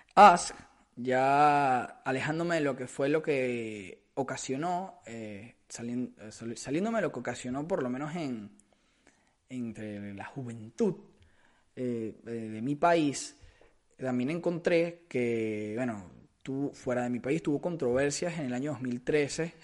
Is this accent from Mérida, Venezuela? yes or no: no; Caracas, Capital District, Venezuela; del lugar del, que, del que soy, que es de Caracas, Venezuela